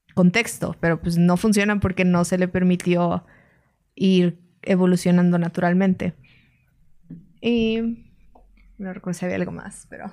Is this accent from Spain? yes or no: no; Mexico